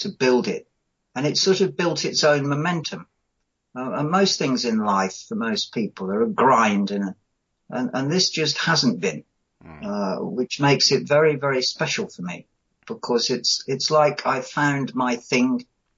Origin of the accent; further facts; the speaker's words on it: Coventry, West Midlands, United Kingdom; I grew up in Coventry, and I had bands at school